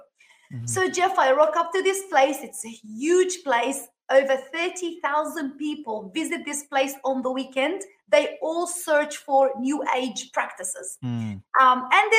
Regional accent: Sydney, New South Wales, Australia; moved away as an adult; now in Miami, United States; I live in Miami, Florida. We came from Sydney, Australia. After living there for like 32 years, God called us to come to the States.

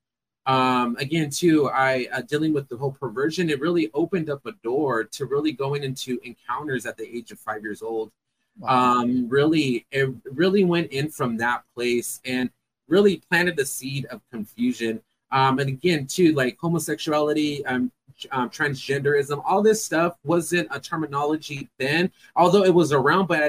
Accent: Fresno, California, United States; I am from Fresno, California. Born and raised.

